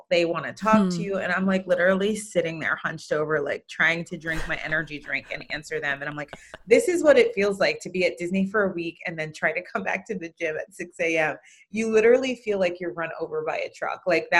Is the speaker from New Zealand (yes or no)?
no; Jamaica; also born or lived in Connecticut, United States; now in California, United States; I'm a mama of 3 kiddos, married to Ben. I'm from Jamaica. Ben is from England, and our kids are first generation American.